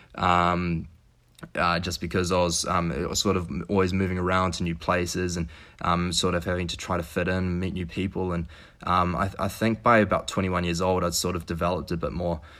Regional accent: New Zealand; now in Quebec City, Canada; I'm from New Zealand. Uh, so New Zealand, the other side of the world, uh, grew up

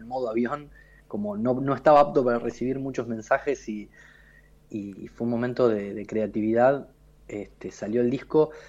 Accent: Río Gallegos, Santa Cruz, Argentina; Yo nací en Río Gallegos, era un lugar muy ventoso.

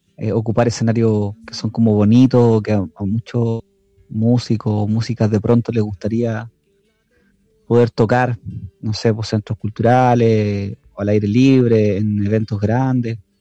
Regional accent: Chile; now in Lautaro, Chile; el acento de los argentinos allá de hecho se parece mucho al de nosotros

